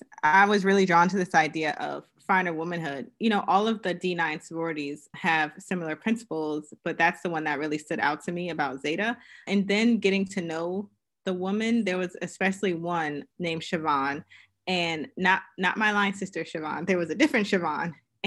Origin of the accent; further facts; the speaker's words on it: Queens, New York, United States; also born or lived in Pennsylvania; So originally I am from Queens, New York. So I am a New York girl, but I moved around quite a bit for my father's profession.